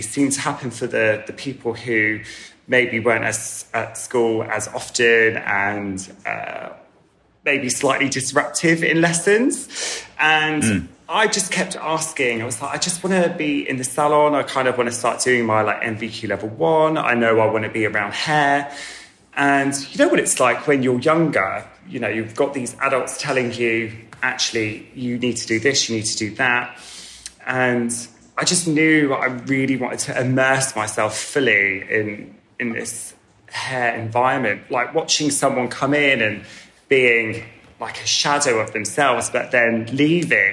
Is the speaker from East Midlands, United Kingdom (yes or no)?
no; Wiltshire, South West England, United Kingdom; I grew up in Wiltshire